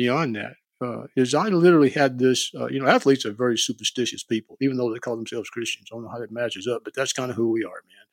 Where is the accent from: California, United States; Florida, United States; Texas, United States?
Texas, United States; East; growing up in East Rural Texas town, a little small town community there